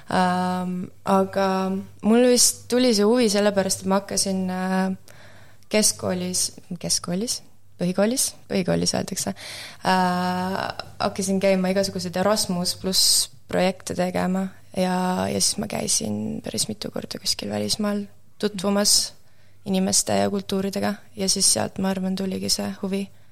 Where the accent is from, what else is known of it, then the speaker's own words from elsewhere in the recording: Tartu, Tartu County, Estonia; moved away as an adult; also born or lived in Võru County / Antsla; now in Amsterdam, Netherlands; sündisin äh, Võrumaal, olen seal po pool oma elust peaaegu elanud. ja siis viiendasse klassi, Antsla gümnaasiumis käisin esimesed neli klassi ja siis viiendasse klassi kolisin Tartusse